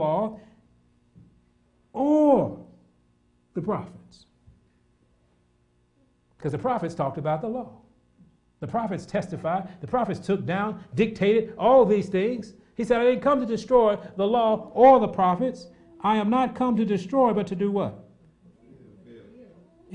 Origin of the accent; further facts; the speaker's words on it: United States; I'm American